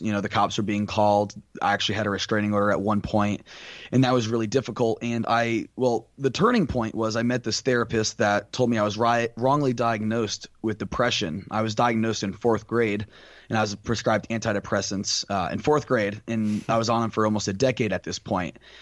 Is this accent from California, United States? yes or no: no; Tampa, Florida, United States; moved away as an adult; now in Naples, United States; I am from Tampa, Florida originally, and right now I go to school out in Naples, Florida